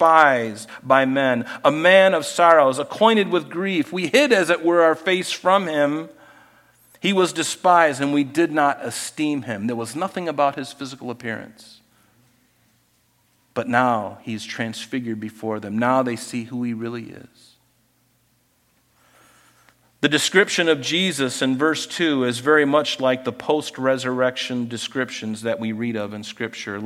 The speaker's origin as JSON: {"language": "English", "country": "United States", "said": "as an American"}